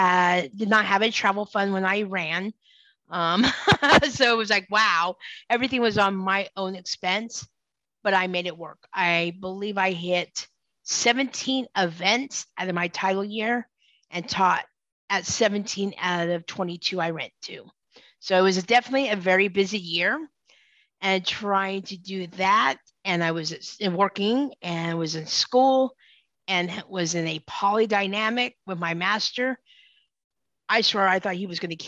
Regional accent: Utah, United States; also born or lived in California / Seattle; now in Florida, United States; I was born and raised out in Utah

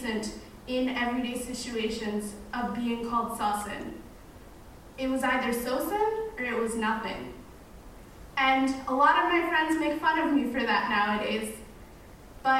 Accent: Kingston, Ontario, Canada; first language Arabic; I wasn't foreign. I was born in Kingston

